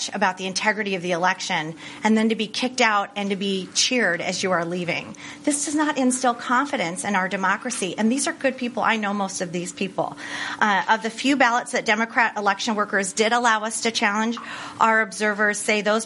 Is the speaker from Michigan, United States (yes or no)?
yes; Michigan, United States; Michigan is my home state